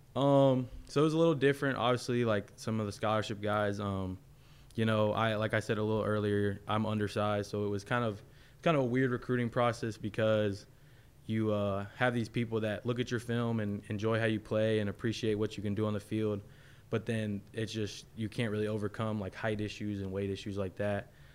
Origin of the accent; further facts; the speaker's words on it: Florida, United States; I'm from Florida